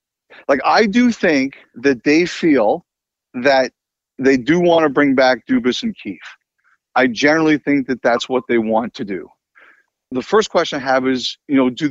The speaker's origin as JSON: {"language": "English", "town": "Toronto", "region": "Ontario", "country": "Canada", "tie": "born or raised there", "said": "I grew up in Toronto"}